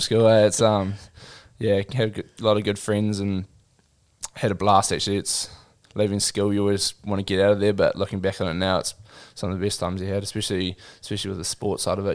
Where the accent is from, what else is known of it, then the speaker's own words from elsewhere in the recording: Christchurch, Canterbury, New Zealand; also born or lived in Auckland / Gisborne; I grew up in Christchurch